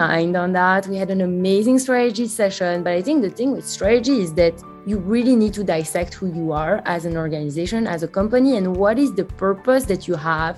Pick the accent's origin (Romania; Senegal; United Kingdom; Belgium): Belgium; English is a second language; now in United States; Yes, you can hear it from my accent. I'm not from the US. I'm actually from Belgium.